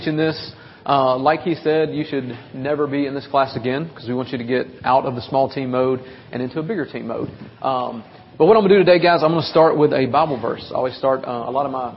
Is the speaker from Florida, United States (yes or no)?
no; Nashville, Tennessee, United States; I'm 20 minutes outside of Nashville, so okay. You can so tell in my voice and my accent